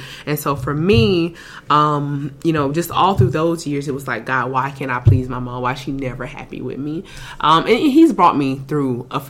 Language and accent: English; South Carolina, United States; moved away as an adult; now in Houston, United States; I'm from South Carolina originally.